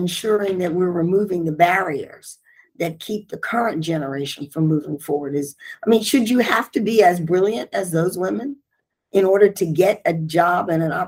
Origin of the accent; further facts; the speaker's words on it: Philadelphia, Pennsylvania, United States; Growing up in Philadelphia, we were outdoors all the time, year round.